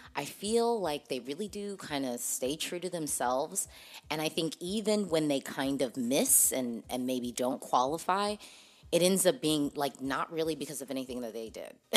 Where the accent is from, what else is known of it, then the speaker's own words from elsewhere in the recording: United States; I'm an American Eurovision fan